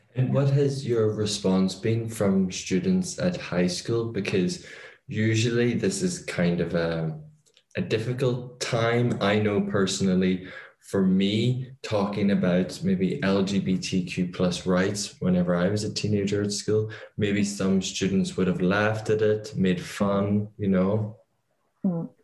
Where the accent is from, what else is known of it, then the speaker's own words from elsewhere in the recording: Ireland; being Irish